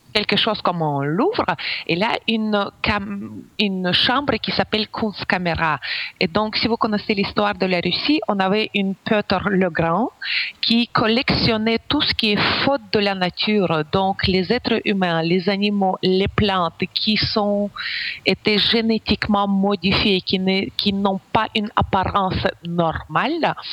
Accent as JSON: {"language": "French", "country": "Ukraine", "second_language": "French", "moved": "as an adult", "lives_now": "Belgium"}